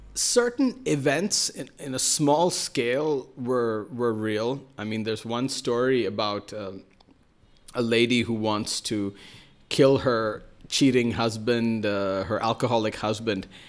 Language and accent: English; Mumbai, Maharashtra, India; first language Malayalam; English is a second language; also born or lived in Kerala / Russia / New York; I'm from Bombay. We speak Marathi and we speak, uh, and my native language is Malayalam from Kerala.